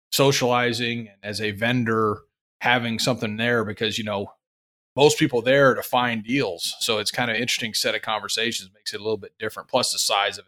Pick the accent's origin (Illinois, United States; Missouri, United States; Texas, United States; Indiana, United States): Texas, United States; Houston; I'm from Houston